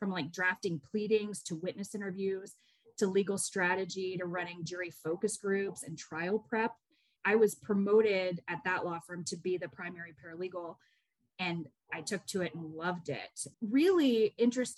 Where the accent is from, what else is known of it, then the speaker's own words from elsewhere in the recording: Atlanta, Georgia, United States; I grew up in Atlanta. I actually am a native to Atlanta